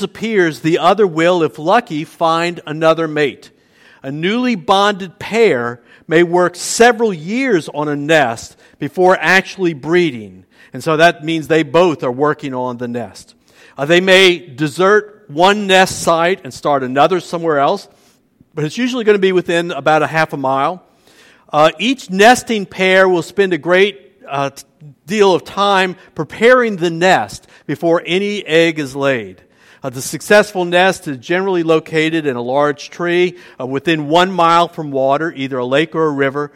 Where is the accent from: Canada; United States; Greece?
United States; New Orleans, Louisiana; also born or lived in Metairie; now in Luling, United States; I was born in New Orleans, and at first we lived in an apartment next to my mom's parents on the City Park end of Esplanade Avenue